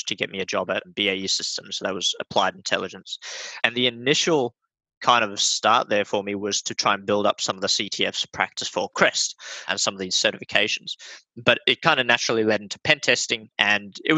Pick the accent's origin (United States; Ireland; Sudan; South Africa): South Africa; also born or lived in Australia; now in Melbourne, Australia; I grew up in South Africa. I was homeschooled. And when we came over to Australia, I was homeschooled as well